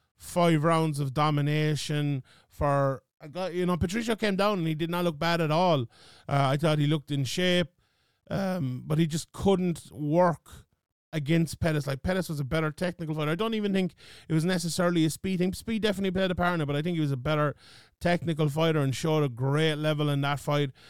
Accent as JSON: {"language": "English", "country": "Ireland", "said": "being Irish and in Ireland"}